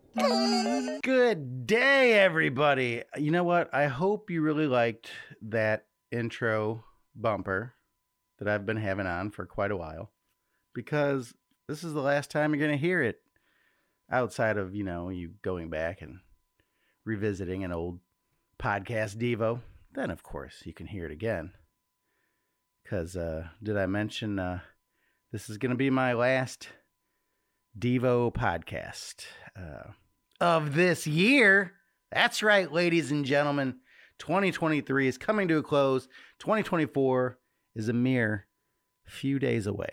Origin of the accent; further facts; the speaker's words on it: Chicago, Illinois, United States; we're from Chicago.